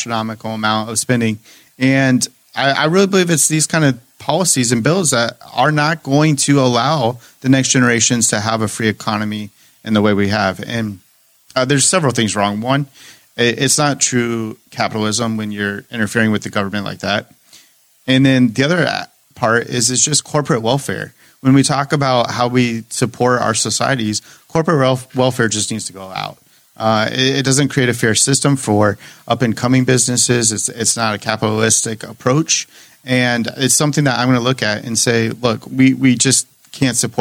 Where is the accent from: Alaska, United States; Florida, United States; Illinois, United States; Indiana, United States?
Indiana, United States; Greenwood; also born or lived in Elkhart County, Indiana; my hometown of Greenwood